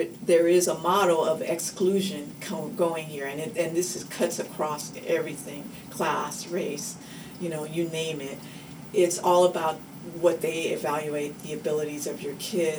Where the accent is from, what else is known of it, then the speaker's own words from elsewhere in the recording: Oakland, California, United States; I grew up in Oakland for my entire life